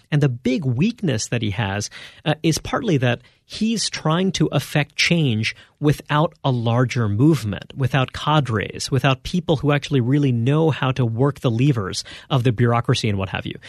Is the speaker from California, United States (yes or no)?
no; New York City, New York, United States; I grew up in Brooklyn, New York